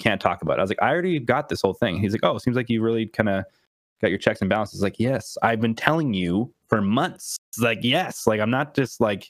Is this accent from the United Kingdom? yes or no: no; Canada; I'm Canadian